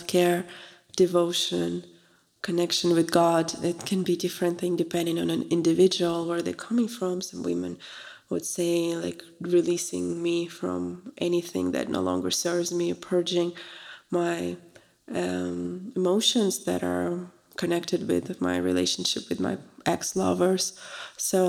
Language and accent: English; Russia; moved away; I'm from Russia originally, so it's a very big tradition to offer tea to a guest.